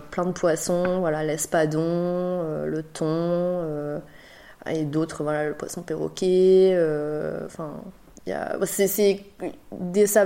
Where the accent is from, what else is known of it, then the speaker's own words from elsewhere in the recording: Bordeaux, Nouvelle-Aquitaine, France; born there; je suis née à Bordeaux, euh, donc, euh, mais j'ai pas vécu euh, et j'ai pas énormément de souvenirs, voilà, parce que j'étais vraiment petite.